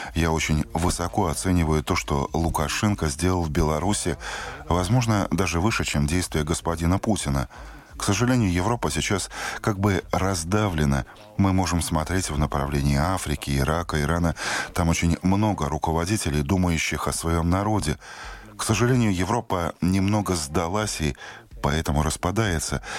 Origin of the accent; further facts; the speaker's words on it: Latvia; я латыш. Я всю жизнь прожил в Латвии